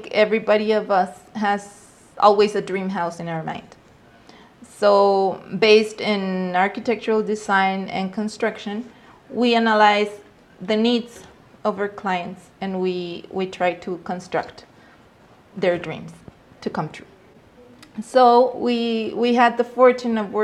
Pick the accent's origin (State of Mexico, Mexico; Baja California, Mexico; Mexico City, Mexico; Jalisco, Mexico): Mexico City, Mexico; I grew up in Mexico City 37 years ago